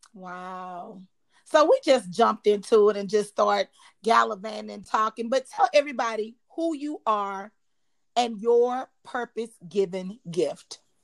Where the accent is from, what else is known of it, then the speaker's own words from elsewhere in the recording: Dallas, Texas, United States; also born or lived in Austin, Texas; now in Houston, United States; I was born in Austin, raised in Dallas, and now live in Houston.